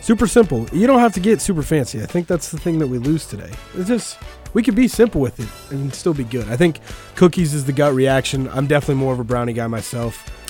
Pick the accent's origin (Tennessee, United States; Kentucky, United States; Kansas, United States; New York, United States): Kansas, United States; Wichita; from Wichita originally